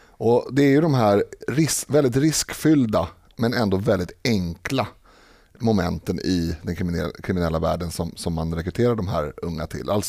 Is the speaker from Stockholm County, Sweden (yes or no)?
yes; Stockholm, Stockholm County, Sweden; born or raised there